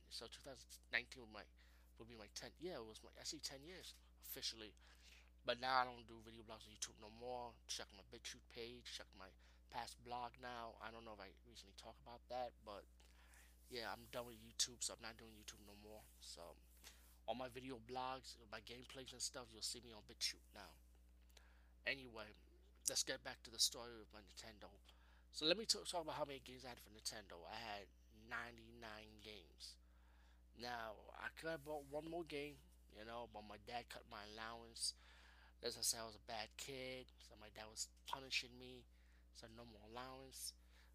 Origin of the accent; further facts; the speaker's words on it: Bronx, New York, United States; I talk about growing up in the Bronx, so you can check out my Nobody Beats the Wiz episode.